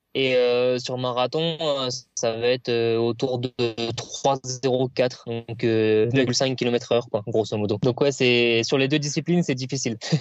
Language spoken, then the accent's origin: French; Reims, Grand Est, France; je suis originaire de Reims